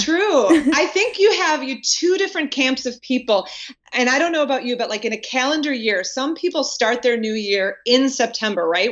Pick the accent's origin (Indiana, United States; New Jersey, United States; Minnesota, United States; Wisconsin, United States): Wisconsin, United States; now in North Carolina, United States; born and raised in Wisconsin